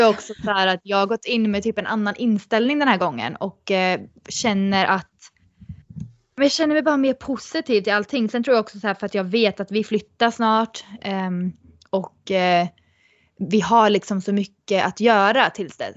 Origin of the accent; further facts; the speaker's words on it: Sweden; moved away as an adult; att komma hem till Sverige